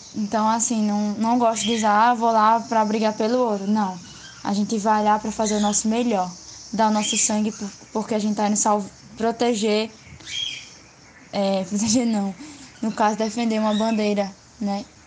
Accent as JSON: {"language": "Portuguese", "town": "Natal", "region": "Rio Grande do Norte", "country": "Brazil", "said": "eu nunca saí de Natal e não pretendo sair daqui"}